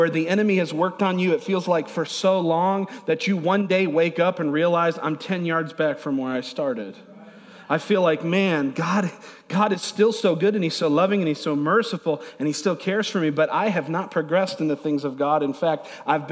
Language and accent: English; Niagara Falls, New York, United States; I grew up in Niagara Falls, New York, is where I was born